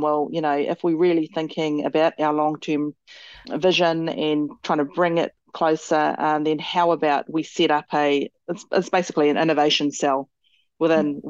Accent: Motueka, Tasman, New Zealand; I grew up here in Motueka

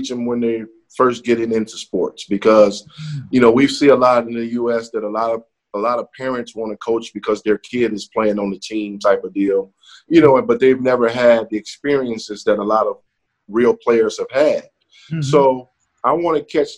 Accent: Chicago, Illinois, United States; I'm from Chicago

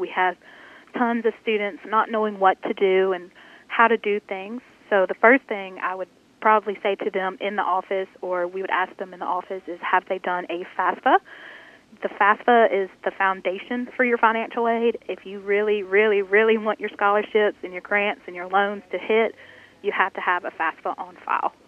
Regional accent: Senatobia, Mississippi, United States; I am from the Senatobia area, so right around the main campus of Northwest

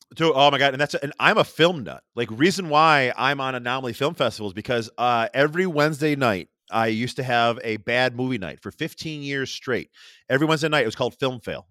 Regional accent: Rochester, New York, United States; accent: Rochester; my Rochester accent

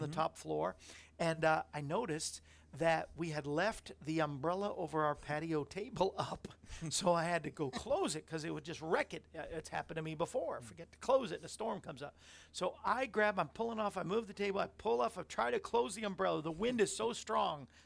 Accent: New England, United States; born there; I was born in New England

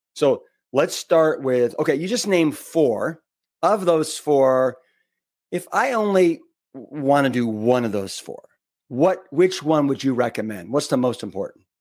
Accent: Austin, Texas, United States; born or raised there

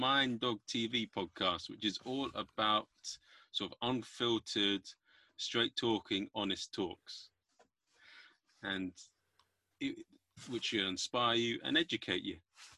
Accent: United Kingdom

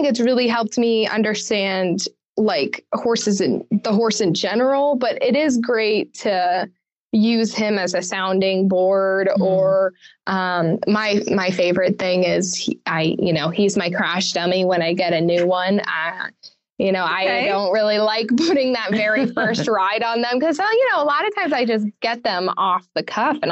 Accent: Colorado, United States; moved away; also born or lived in Kentucky; I grew up in Colorado

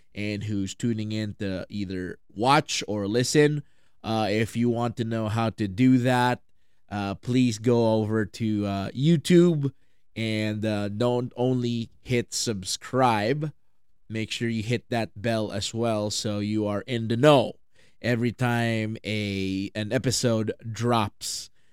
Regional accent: Philippines; I'm from the Philippines

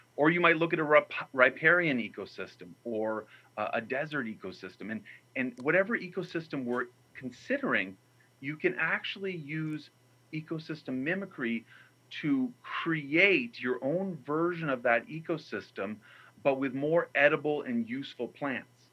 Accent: New Mexico, United States; where I grew up in New Mexico

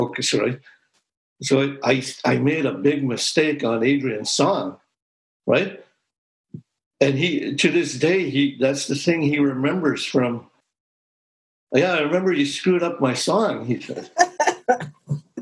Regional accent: Moose Factory, Ontario, Canada; I grew up in Moose Factory

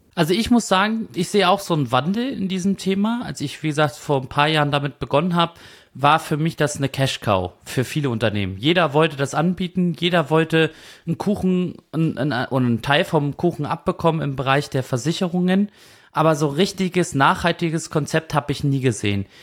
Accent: Kiel, Schleswig-Holstein, Germany; Ich komme ja aus Kiel, also Katzensprung entfernt

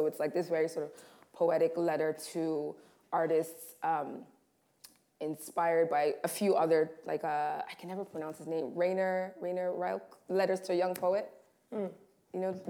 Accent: Tanzania; also born or lived in Rwanda; we lived in a number of houses in Rwanda, growing up in Tanzania, there was never conversation about a swimming pool, right?

